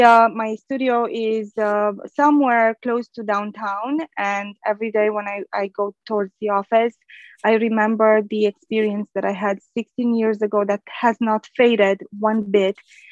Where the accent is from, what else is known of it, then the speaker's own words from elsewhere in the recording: Romania; born there; English is a second language; So I speak Romanian because I was born in Romania. And back home, I used to be fluent in Spanish and French. And then I had to learn English